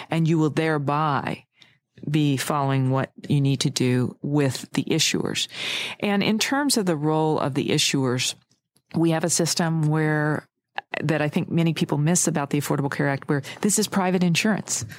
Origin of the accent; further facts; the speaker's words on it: United States; my home state